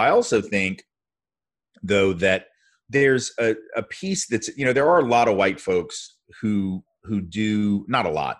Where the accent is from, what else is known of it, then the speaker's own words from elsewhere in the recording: the South, United States; Growing up in the South as a Jew is obviously very different than growing up in certain other parts of the country.